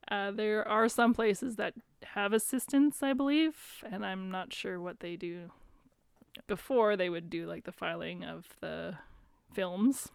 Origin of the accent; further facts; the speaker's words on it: Wetaskiwin, Alberta, Canada; I've basically been born and raised in Wetaskiwin